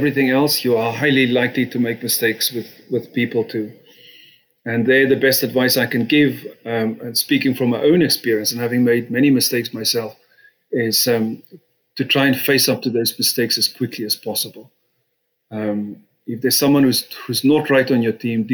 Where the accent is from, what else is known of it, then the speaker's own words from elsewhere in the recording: South Africa; moved away as an adult; now in United Kingdom; I had the good fortune of being born in South Africa and Africa, and then came to Britain in my 20s and have been a British citizen since.